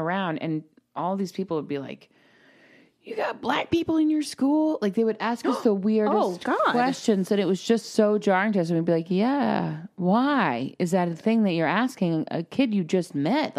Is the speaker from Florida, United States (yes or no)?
yes; Florida, United States; I grew up in Florida and when I was born, like the first neighborhood I grew up